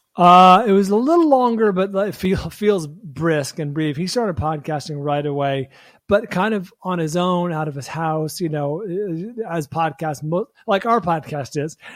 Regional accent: San Francisco, California, United States; now in Los Angeles, United States; my hometown of San Francisco or the Bay Area

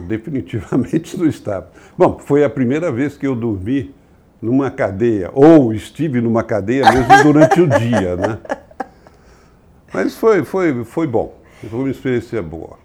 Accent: São Paulo, Brazil; also born or lived in Rio de Janeiro; eu nasci no Rio de Janeiro, mas vim para São Paulo quando eu tinha sete anos. Ah. Consequentemente, a minha criação é paulista.

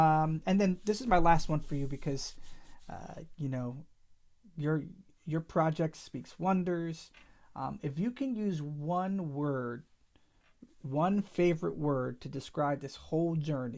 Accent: Vineland, New Jersey, United States; my hometown of Vineland.

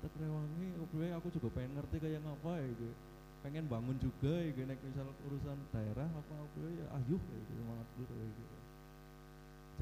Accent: Purwokerto, Central Java, Indonesia; dari kecil ya aku daerah di Purwokerto

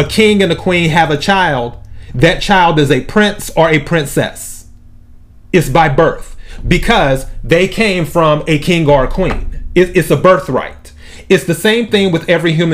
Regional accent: United States; I was born in the United States

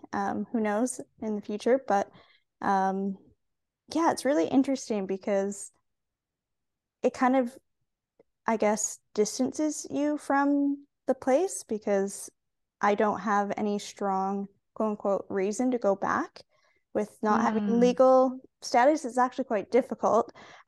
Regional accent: Singapore; of some Canadian traditions with us to wherever we went, but then also experiencing Asian culture, growing up in Singapore and Asian food and attending an international school

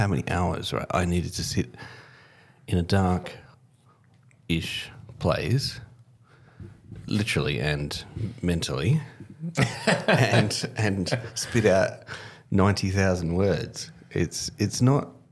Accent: Australia; as an Aussie school kid

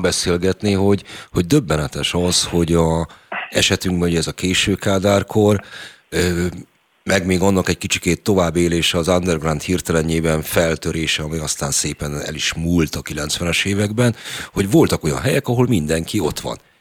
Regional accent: Budapest, Hungary; én ugye budapesti vagyok

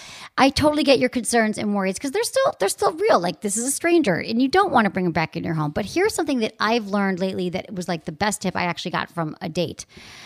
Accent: Michigan, United States; accent: Michigan; So my Michigan accent comes out.

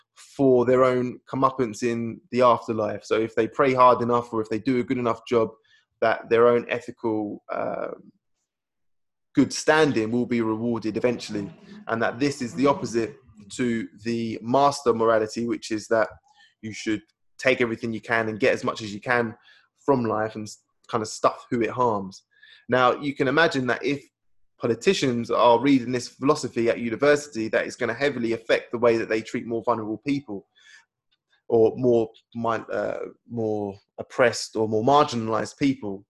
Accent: United Kingdom; we, as British people

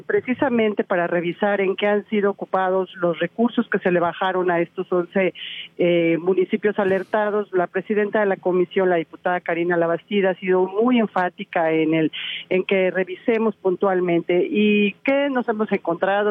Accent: Toluca, State of Mexico, Mexico; mi capital de donde soy oriunda

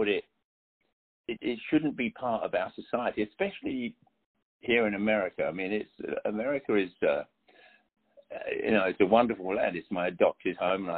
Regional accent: London, United Kingdom; moved away; I had black friends growing up in London

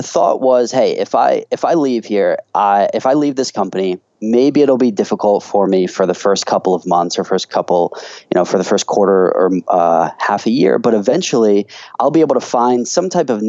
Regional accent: United States; moved away as an adult; now in China; I'm originally from America

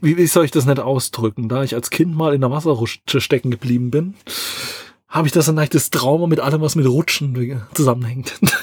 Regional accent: Southern Germany, Germany; bei uns im Süden

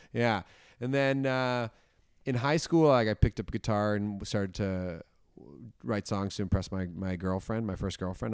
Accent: Toronto, Ontario, Canada; moved away as an adult; also born or lived in Hamilton; I'm from Toronto originally, but then I went to McMaster's

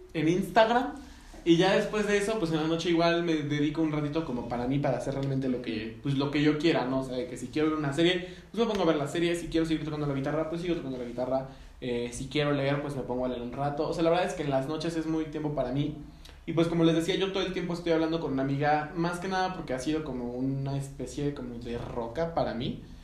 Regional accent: Mexico; a nosotros mexicanos

